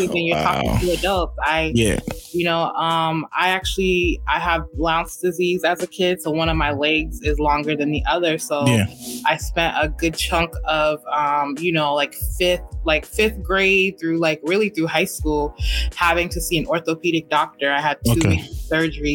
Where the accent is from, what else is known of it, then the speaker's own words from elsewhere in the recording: Cambridge, Massachusetts, United States; moved away as an adult; also born or lived in Boston, Massachusetts; now in Houston, United States; I grew up in Cambridge